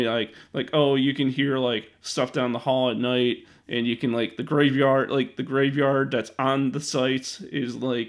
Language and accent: English; Mount Prospect, Illinois, United States; also born or lived in Schaumburg, Illinois; now in West Chicago, United States; I was born and raised from Mount Prospect.